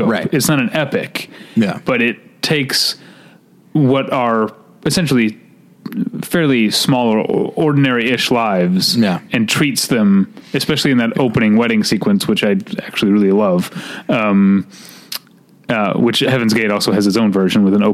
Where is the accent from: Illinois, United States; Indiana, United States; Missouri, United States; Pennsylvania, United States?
Missouri, United States; your home state of Missouri. Again, my home state of Missouri.